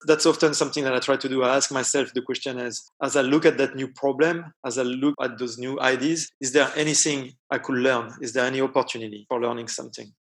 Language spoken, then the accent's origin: English; east of Paris suburb, Île-de-France, France; English is a second language; moved away; I'm from France. And I grew up about 20 minutes east of Paris in the suburb